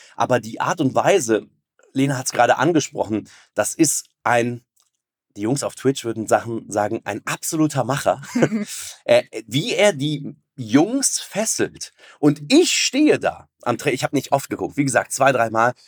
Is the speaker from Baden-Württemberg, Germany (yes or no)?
no; Cologne, North Rhine-Westphalia, Germany; als Kölner